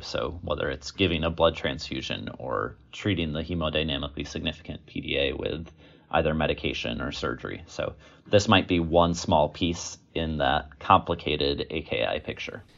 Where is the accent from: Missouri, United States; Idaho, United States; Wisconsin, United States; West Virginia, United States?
Wisconsin, United States; also born or lived in Virginia; I was born and raised in Wisconsin